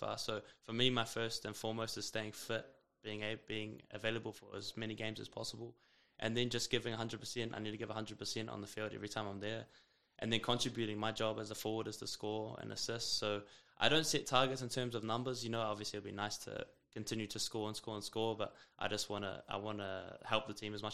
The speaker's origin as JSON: {"language": "English", "region": "Auckland", "country": "New Zealand", "tie": "born or raised there", "moved": "as an adult", "lives_now": "Calgary, Canada", "said": "I'm from Auckland"}